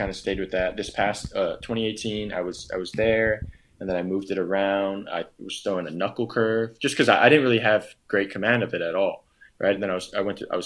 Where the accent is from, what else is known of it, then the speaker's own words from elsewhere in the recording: Oahu, Hawaii, United States; it's neighboring my hometown